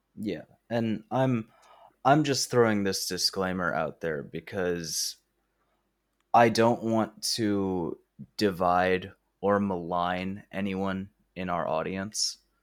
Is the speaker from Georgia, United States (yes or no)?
yes; Georgia, United States; Logan and I are both Southerners. We're both from Georgia